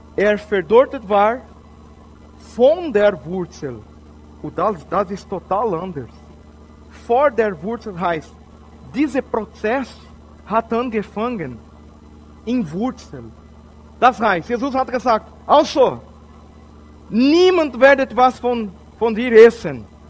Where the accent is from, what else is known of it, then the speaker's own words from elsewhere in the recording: Brazil; German is a second language; also born or lived in Switzerland; Ich bin Brasilianer